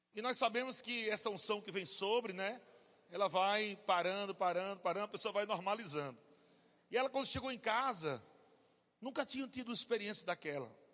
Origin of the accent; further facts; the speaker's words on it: Natal, Rio Grande do Norte, Brazil; eu sou de Natal, Rio Grande do Norte